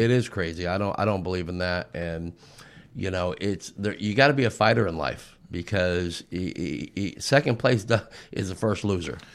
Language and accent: English; outside of Los Angeles, Southern California, United States; I'm from Southern California, a little bit out, outside of Los Angeles, and I grew up in the thick of it